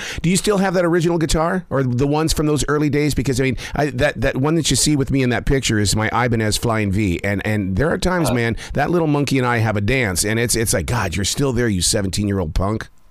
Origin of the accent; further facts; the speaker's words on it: Montana, United States; I'm from Montana